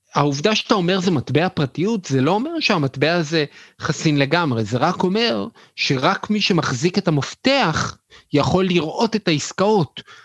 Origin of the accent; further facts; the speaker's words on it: Israel; אנחנו בתור ישראלים